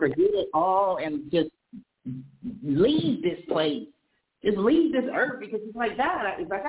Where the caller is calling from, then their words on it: California, United States; Calling from California